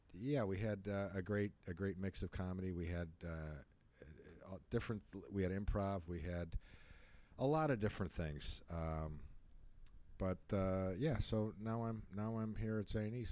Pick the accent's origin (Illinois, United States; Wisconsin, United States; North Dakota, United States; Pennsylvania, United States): Illinois, United States; Chicago; moved away as an adult; also born or lived in Clearwater, Florida; now in Florida, United States; I'm from Chicago, but I relocated here back in 94, 95.